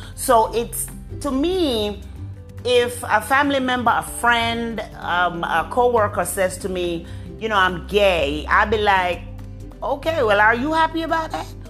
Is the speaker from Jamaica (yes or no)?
yes; Jamaica; I'm a Jamaican woman.